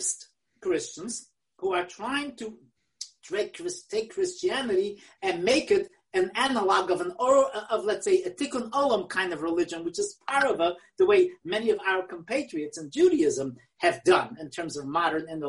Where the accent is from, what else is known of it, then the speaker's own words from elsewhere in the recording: New York City, New York, United States; English is a second language; I learned English in the Kleisenberg Cheder in Willisburg